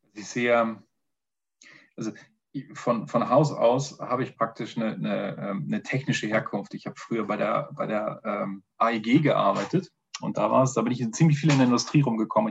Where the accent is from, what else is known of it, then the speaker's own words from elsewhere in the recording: Northern Germany, Germany; now in Vienna, Austria; Erstmal vorweg ein Moin Moin. Das gibt schon mal so eine kleine Intention, wo ich herkomme